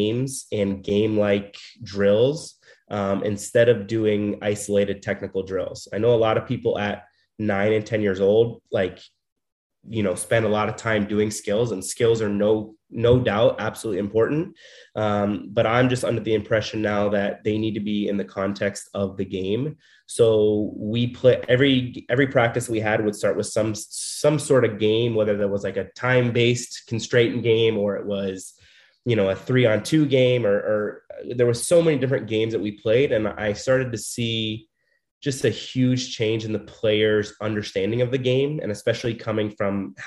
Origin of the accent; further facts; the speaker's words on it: Scottsdale, Arizona, United States; I am born and raised in Scottsdale, Arizona.